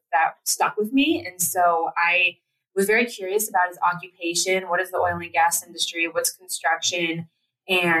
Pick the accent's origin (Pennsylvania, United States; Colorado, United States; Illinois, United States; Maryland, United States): Colorado, United States; Platteville; we grew up in Platteville, Colorado